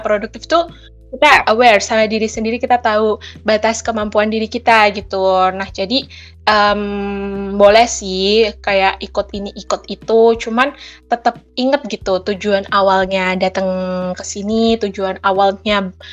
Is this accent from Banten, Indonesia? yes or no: no; Tulungagung, East Java, Indonesia; moved away as an adult; now in Malang, Indonesia; Asal aku dari Tulungagung, Jawa Timur